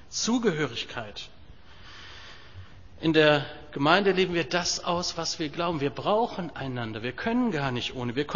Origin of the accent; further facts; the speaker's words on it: Germany; Da bin ich als Deutscher aber doch so geprägt, Küche und Kühlschrank ist kein Thema. In den USA ist das ganz anders.